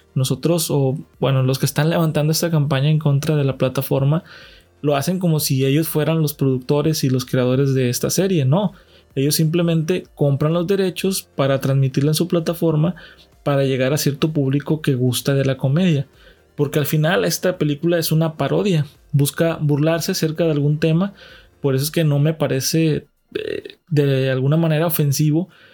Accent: Mexico; de México, de donde soy residente

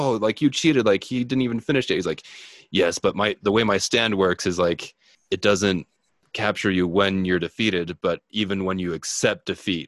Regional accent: United States; as an American

